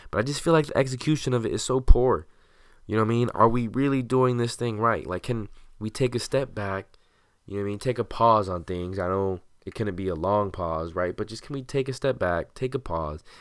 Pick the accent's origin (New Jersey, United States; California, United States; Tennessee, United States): California, United States; Santa Ana; also born or lived in Orange, California; my friends back home in my hometown of Santa Ana